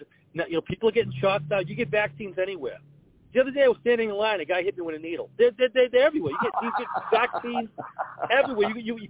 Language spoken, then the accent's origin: English; North Andover, Massachusetts, United States; I grew up in North Andover.